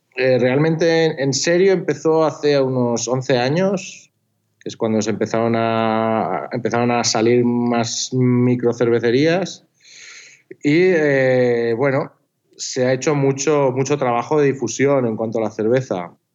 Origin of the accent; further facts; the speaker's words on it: Pamplona, Navarre, Spain; now in Barcelona, Spain; Yo soy de Pamplona originariamente.